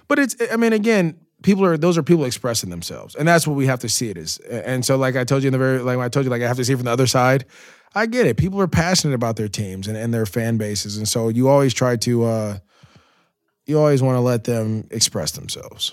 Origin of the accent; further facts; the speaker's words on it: Antioch, California, United States; moved away as an adult; also born or lived in Jacksonville / Los Angeles; growing up in the Bay Area, playing youth football in Antioch, to go on to De La Salle